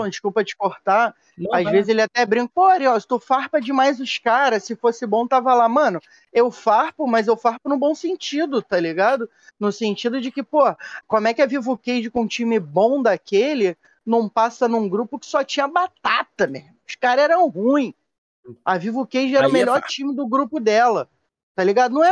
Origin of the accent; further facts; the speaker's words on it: Rio de Janeiro, Brazil; a gente é carioca